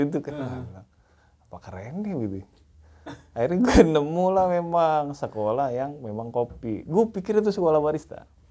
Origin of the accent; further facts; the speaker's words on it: Palembang, South Sumatra, Indonesia; also born or lived in Cianjur; Asli bukan, asli orang Cianjur sih sebenarnya. Oh, Tapi okay. besar lahir dan besar di Palembang